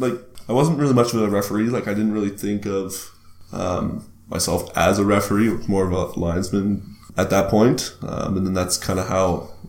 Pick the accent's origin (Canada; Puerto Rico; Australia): Canada; Moncton, New Brunswick; I grew up in Moncton, New Brunswick.